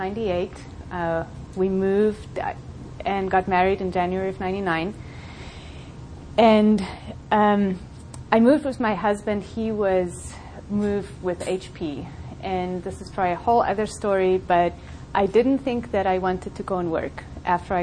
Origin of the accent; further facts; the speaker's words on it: South Africa; moved away as an adult; also born or lived in Colorado; now in United States; I grew up in South Africa, went to high school there